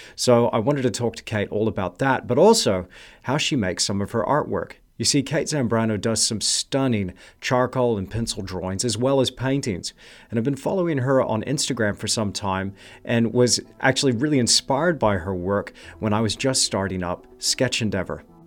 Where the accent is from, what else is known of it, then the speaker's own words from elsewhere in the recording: Kerrville, Texas, United States; I was born in a place called Kerrville